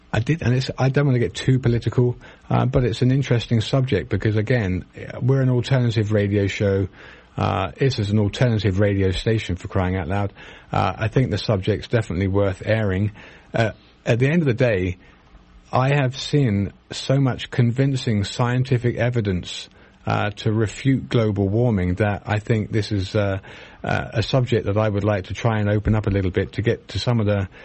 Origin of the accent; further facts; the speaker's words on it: United Kingdom; now in United States; probably because I'm British and I knew about it